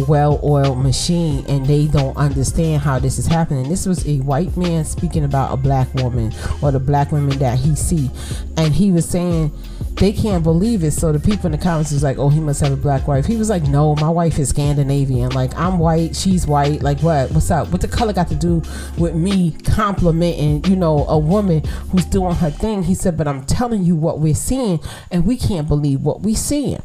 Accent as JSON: {"language": "English", "town": "New York City", "region": "New York", "country": "United States", "said": "I'm from Brooklyn. I'm from the projects"}